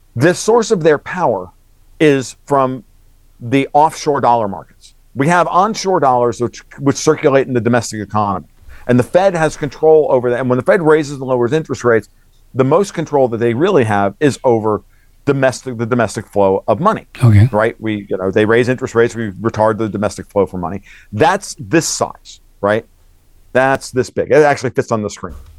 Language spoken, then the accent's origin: English; Orange County, Southern New York, United States; I grew up in Orange County